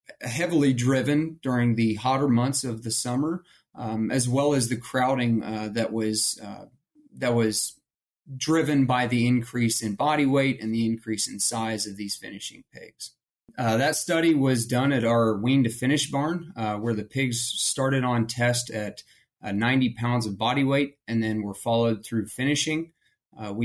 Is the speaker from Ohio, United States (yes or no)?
yes; Ohio, United States; moved away as an adult; also born or lived in Kansas; I'm originally from Ohio